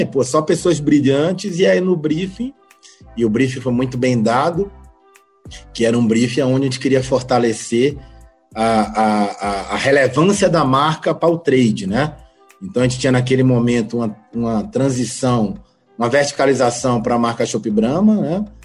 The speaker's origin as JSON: {"language": "Portuguese", "town": "Santo Amaro", "region": "Bahia", "country": "Brazil", "tie": "born or raised there", "also_born_or_lived": "Salvador", "said": "sou baiano, né? Tenho 45 anos, nasci Nasci na cidade de Santo Amaro da Purificação"}